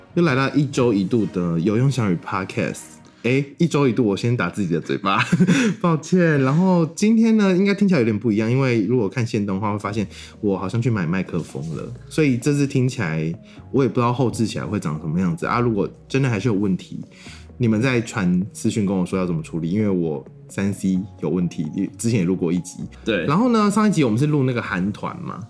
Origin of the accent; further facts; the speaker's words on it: Kaohsiung, Taiwan; 我们是身为高雄人，与有荣焉